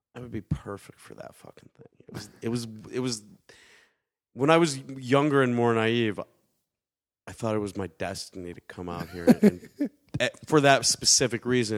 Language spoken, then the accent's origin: English; Detroit, Michigan, United States; Growing up in Detroit, you don't you like you don't really go to Detroit, or at least back then we didn't unless we absolutely had